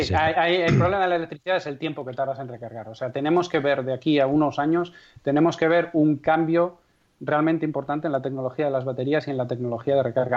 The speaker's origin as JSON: {"language": "Spanish", "town": "Castrejón de Trabancos", "region": "Castile and León", "country": "Spain", "tie": "born or raised there", "said": "mi pueblo es Castrejón de Trabancos, que tiene aproximadamente 170 habitantes censados en la provincia de Valladolid"}